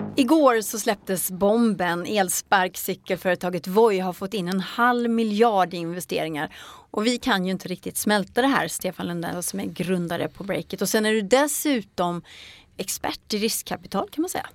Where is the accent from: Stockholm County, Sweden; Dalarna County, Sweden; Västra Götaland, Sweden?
Västra Götaland, Sweden; Ulricehamn; i min hemstad Ulricehamn